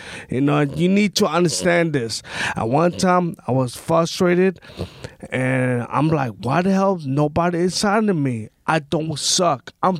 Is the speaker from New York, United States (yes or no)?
yes; New York City, New York, United States; I'm from Brooklyn. I'm from McGillicuddy.